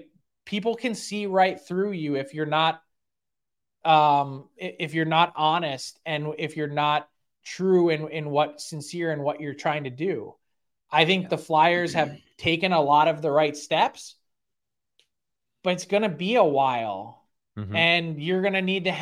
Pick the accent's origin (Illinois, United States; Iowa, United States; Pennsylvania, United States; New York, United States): Pennsylvania, United States; Philadelphia